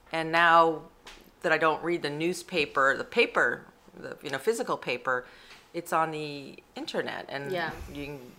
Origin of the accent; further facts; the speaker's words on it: Washington, District of Columbia, United States; And I grew up in Washington, D.C.